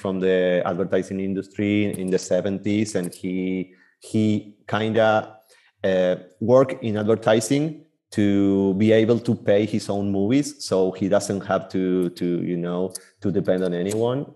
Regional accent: Buenos Aires Province, Argentina; now in Buenos Aires, Argentina; I was born and raised in Buenos Aires, Argentina

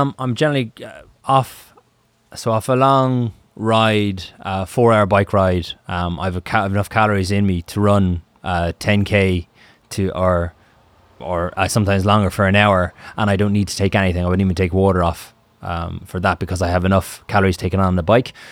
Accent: Ireland; I'm from Ireland, and the Atlantic opens up on Ireland

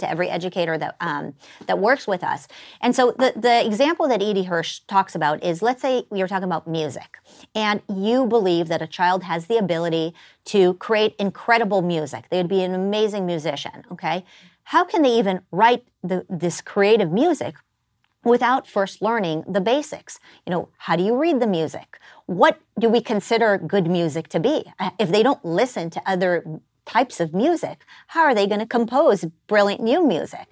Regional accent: Israel; moved away as an adult; now in United States; I was born in the United States, but then I was raised in Israel

